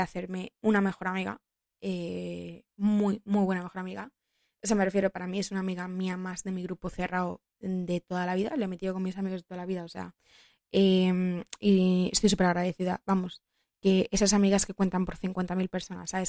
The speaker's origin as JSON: {"language": "Spanish", "town": "Madrid", "region": "Community of Madrid", "country": "Spain", "tie": "born or raised there", "said": "yo soy de Madrid toda la vida"}